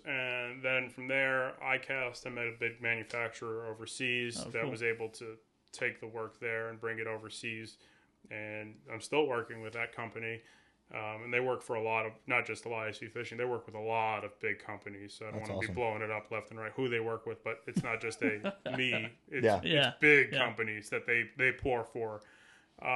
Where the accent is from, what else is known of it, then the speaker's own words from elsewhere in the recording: New York City, New York, United States; moved away; I was born and raised in the Sheepshead Bay section of Brooklyn, New York.